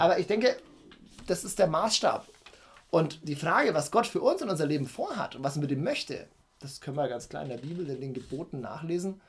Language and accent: German; Nuremberg, Bavaria, Germany; Ich bin in Nürnberg geboren, ähm, mhm. bin Franke, ja, der hier auch gerne lebt.